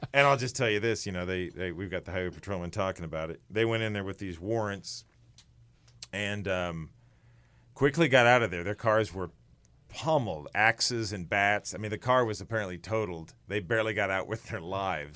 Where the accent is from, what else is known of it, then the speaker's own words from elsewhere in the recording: Sedalia, Missouri, United States; I'm from Sedelia, so I grew up hearing little things about it